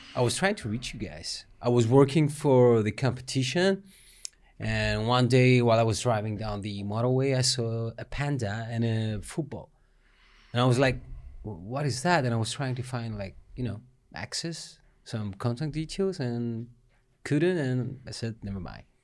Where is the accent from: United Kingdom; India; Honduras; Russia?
Russia; now in Cyprus; was born in Russia and I came in 1986.